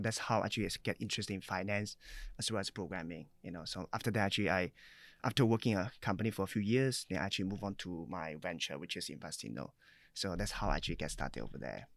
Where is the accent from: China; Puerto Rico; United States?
China; moved away as an adult; now in Singapore; I was born in China, so I came here at age about nineteen